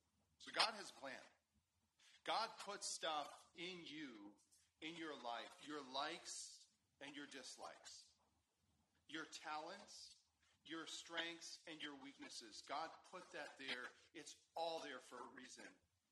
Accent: Guatemala; born there; I already told you that I was born in Guatemala, so that gave me rights to a Guatemalan citizenship.

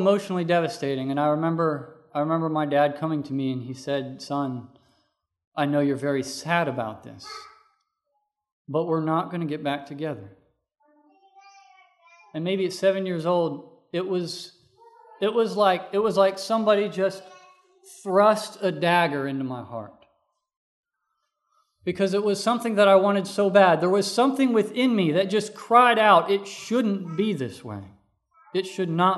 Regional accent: North Carolina, United States; also born or lived in Missouri; We moved away from Missouri and moved to North Carolina, where I was living with my father and my first stepmother.

